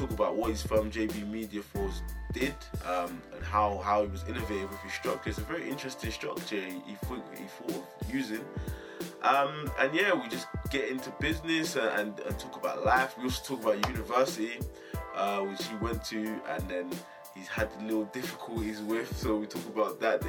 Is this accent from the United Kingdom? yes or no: yes; Essex, East of England, United Kingdom; I'm from Essex, and that's just outside London, and we don't have anything in Essex.